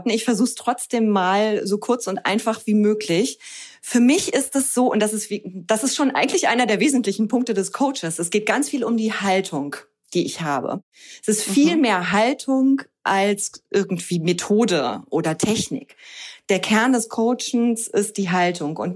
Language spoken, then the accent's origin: German; Hamburg, Germany; now in Cologne, Germany; Ich bin ursprünglich aus Hamburg, bin jetzt aber schon seit vielen Jahren mit meinem Mann und meinem Sohn zusammen in Köln